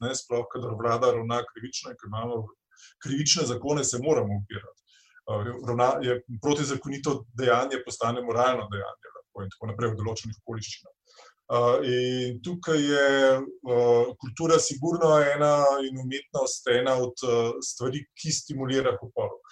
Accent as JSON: {"language": "Slovenian", "country": "Slovenia", "said": "Slovenci smo"}